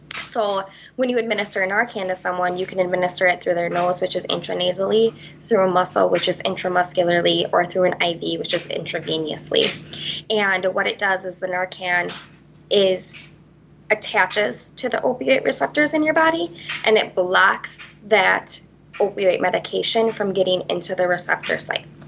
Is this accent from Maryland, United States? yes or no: no; Vesper, Wisconsin, United States; I am originally from Vesper, Wisconsin.